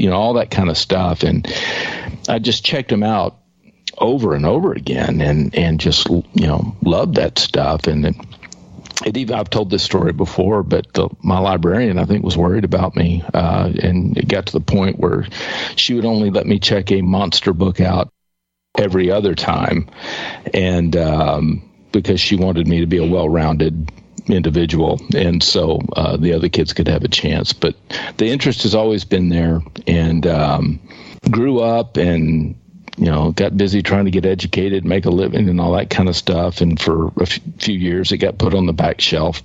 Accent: East Texas, United States; I grew up in East Texas

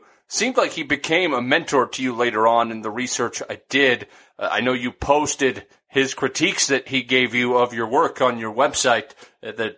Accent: Nebraska, United States; me growing up in Nebraska

